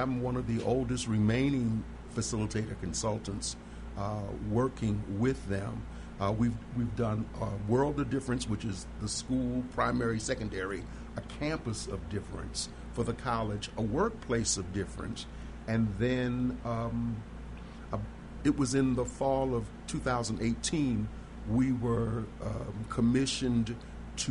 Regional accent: Baltimore, Maryland, United States; born or raised there; now in Chicago, United States

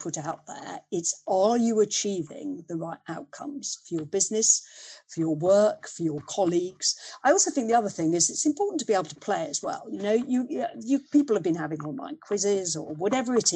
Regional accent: Leicester, East Midlands, United Kingdom; growing up in Leicester, the part of Leicester we lived in was very, it was boot and shoe manufacturing at that stage

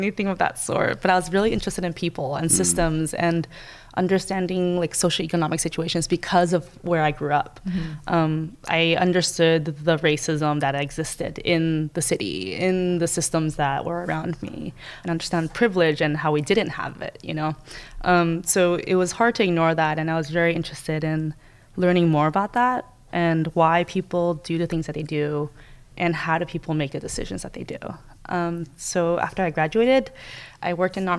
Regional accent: Oakland, California, United States; growing up in Oakland in California, it was an inner city in the 90s

